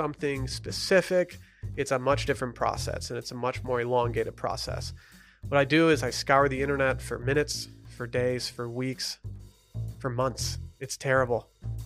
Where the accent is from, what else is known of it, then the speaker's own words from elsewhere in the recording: Petoskey, Michigan, United States; moved away as an adult; now in Austin, United States; American Spoon is a company from my hometown